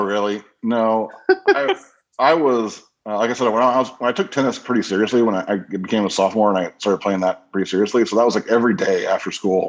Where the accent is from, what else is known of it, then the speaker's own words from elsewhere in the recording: Crown Point, Indiana, United States; I grew up in Crown Point, Indiana, which is up in northwestern Indiana.